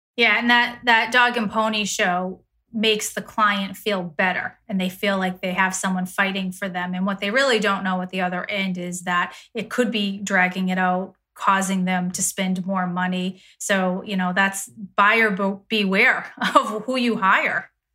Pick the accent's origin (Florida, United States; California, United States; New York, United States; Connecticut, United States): Connecticut, United States; in Connecticut, my home state